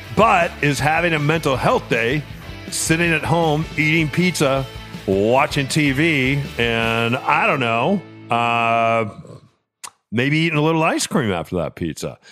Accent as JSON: {"language": "English", "region": "Illinois", "country": "United States", "tie": "born or raised there", "said": "growing up in Illinois, there was a huge farmer's field across the street"}